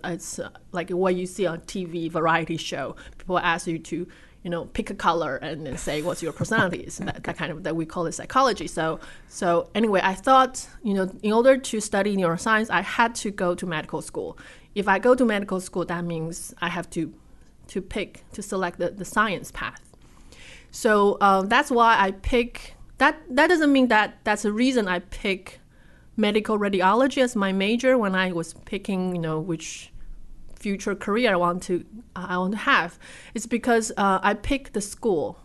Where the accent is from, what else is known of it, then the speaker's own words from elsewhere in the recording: Taipei, Taiwan; moved away; Taipei, Taiwan